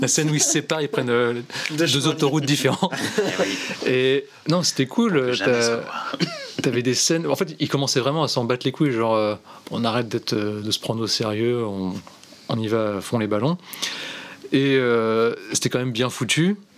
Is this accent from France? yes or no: yes; France